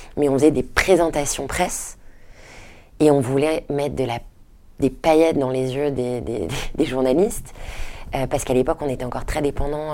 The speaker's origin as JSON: {"language": "French", "town": "Paris", "region": "Île-de-France", "country": "France", "tie": "born or raised there", "also_born_or_lived": "Detroit, United States", "said": "J'ai grandi à Paris, ensuite mes parents sont rentrés à Paris quand je te dis j'avais à peu près 6"}